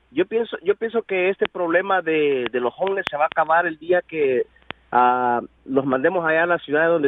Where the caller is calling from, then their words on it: Corona, California, United States; estoy en la ciudad de Corona, pero no vivo en Corona, vivo en la ciudad de Victorville.